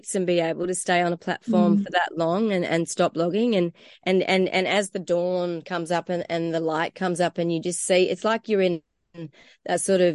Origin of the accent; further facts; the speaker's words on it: Bulga area, New South Wales, Australia; also born or lived in Scotland; we came from Scotland and my parents were, you know, environmentalists and I suppose on the hippie trail in the early 70s. So I came up here as a baby